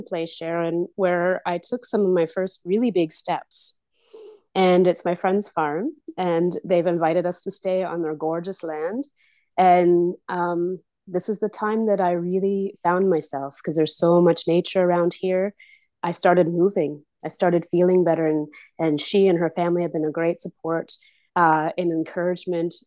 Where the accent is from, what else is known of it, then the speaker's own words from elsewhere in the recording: Victoria, British Columbia, Canada; moved away; I was born in Victoria, BC, Canada